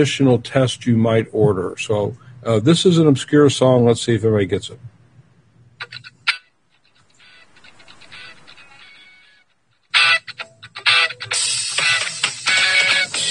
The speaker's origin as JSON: {"language": "English", "town": "Louisville", "region": "Kentucky", "country": "United States", "tie": "born or raised there", "said": "where I grew up in Kentucky and Louisville"}